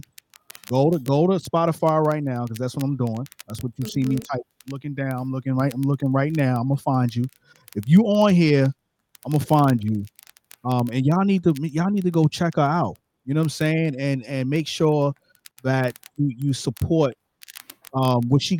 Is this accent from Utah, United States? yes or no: no; New York City, New York, United States; I'm from Brooklyn, New York